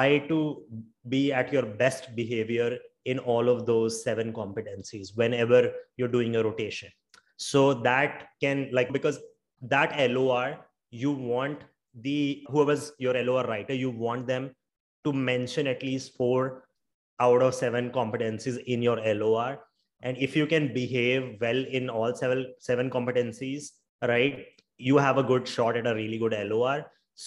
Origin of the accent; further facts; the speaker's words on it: India; I'm from India